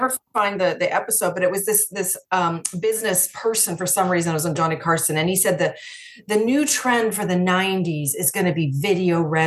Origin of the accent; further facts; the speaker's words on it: Regina, Saskatchewan, Canada; moved away; I'm originally from Saskatchewan